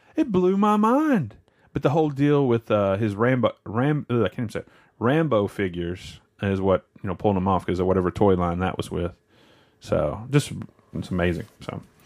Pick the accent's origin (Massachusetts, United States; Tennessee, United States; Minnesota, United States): Tennessee, United States; West; I grew up in West Tennessee